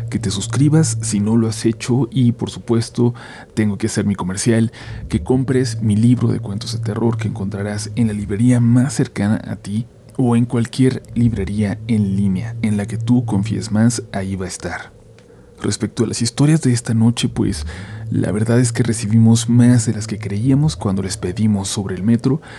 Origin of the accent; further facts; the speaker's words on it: Iztapalapa, Mexico City, Mexico; Yo soy oriundo de Iztapalapa, para ser más preciso de la zona del Cerro de la Estrella, zona que por cierto está llena de mucho misticismo